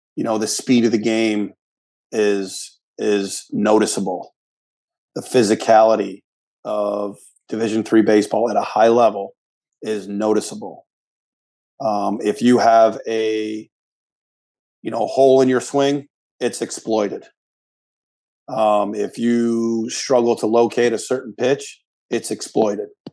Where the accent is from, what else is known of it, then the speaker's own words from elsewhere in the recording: Rochester, New York, United States; I was born and raised in Rochester, New York.